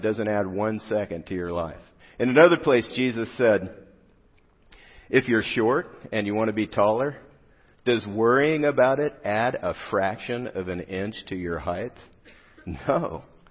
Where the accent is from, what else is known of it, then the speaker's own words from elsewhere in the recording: South Gate, California, United States; also born or lived in Riverside, California; I grew up in Southgate, California, just a couple exits down